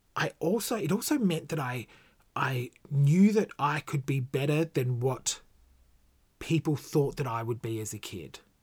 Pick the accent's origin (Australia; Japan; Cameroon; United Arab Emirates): Australia; Gold Coast, Queensland; I was born on the Gold Coast in nineteen eighty-six.